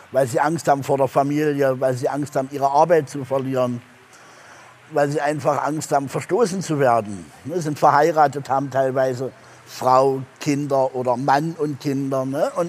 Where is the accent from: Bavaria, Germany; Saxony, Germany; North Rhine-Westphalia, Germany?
Saxony, Germany; Hohenstein-Ernstthal; ich komme aus Hohenstein-Ernsthal und bin aufgrund eines, meines Nebenberufes damals auch sehr bekannt gewesen